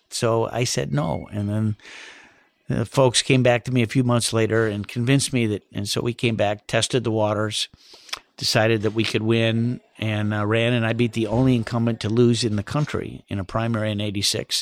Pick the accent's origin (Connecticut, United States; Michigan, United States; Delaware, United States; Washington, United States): Michigan, United States; Southwest; living in Southwest Michigan